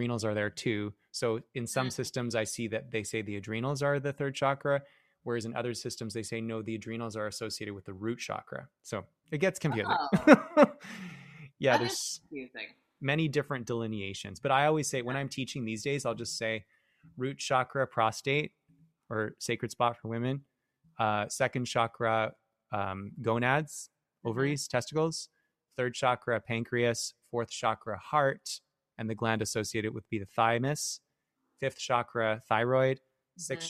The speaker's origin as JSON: {"language": "English", "town": "Vancouver", "region": "British Columbia", "country": "Canada", "said": "as a Canadian, like from small town Vancouver"}